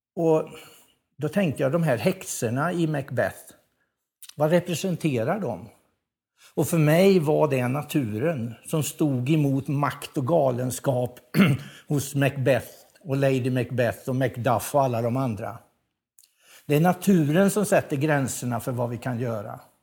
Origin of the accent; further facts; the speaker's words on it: Värmland, Sweden; som värmlänning